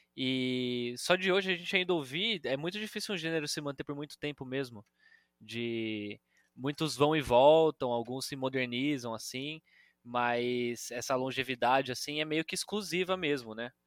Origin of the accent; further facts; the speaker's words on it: Campinas, São Paulo, Brazil; now in São Paulo, Brazil; eu sou de Campinas, por isso bugrino